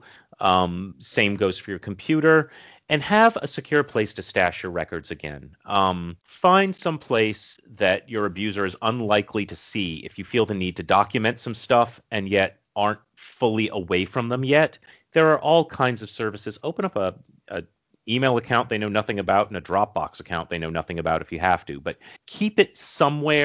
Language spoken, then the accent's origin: English; New England, Massachusetts, United States; I'm from New England